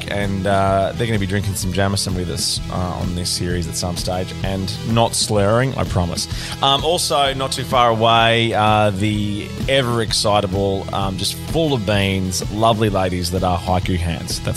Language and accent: English; Wollongong, New South Wales, Australia; I'm from Wollongong.